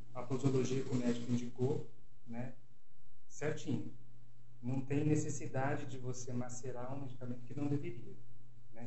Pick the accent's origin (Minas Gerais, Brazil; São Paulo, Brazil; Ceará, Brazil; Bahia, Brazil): São Paulo, Brazil; Bocaina; moved away as an adult; now in São Paulo, Brazil; Eu sou de Bocaina, uma cidadezinha do interior de São Paulo.